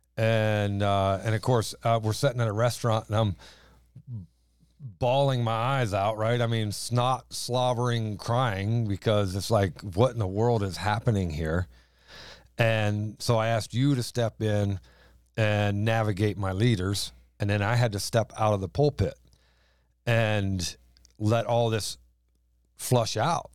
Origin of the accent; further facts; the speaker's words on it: the South, United States; accent: southern drawl; moved away as an adult; now in East Greenbush, United States; we apparently had a southern drawl to us